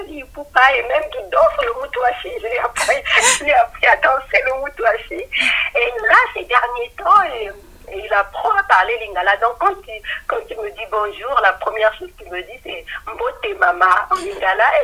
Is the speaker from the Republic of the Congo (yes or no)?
yes; Republic of the Congo; now in France; je suis du Congo-Brazzaville. Et au Congo-Brazzaville, on parle le, lingala et le kikongo.